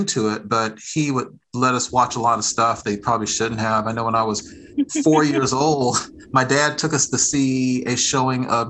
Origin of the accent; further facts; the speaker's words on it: Fort Worth, Texas, United States; moved away as an adult; now in Atlanta, United States; I live in Atlanta, Georgia, originally from Fort Worth, Texas. That's I'm a Texan through and through